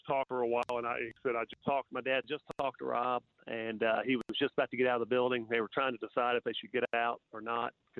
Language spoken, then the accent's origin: English; Memphis, Tennessee, United States; now in Knoxville, United States; we're originally from Memphis, Germantown area